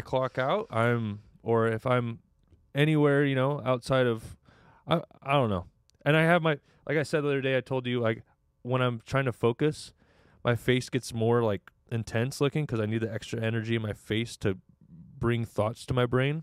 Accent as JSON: {"language": "English", "town": "Redding", "region": "California", "country": "United States", "tie": "born or raised there", "moved": "as an adult", "lives_now": "Orange County, United States", "said": "I grew up in Redding, California"}